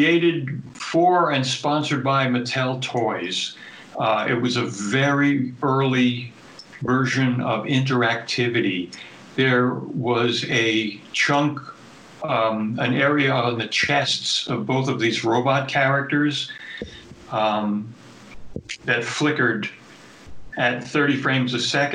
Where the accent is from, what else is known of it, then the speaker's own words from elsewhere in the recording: New York City, New York, United States; I grew up in New York City, which was a major media market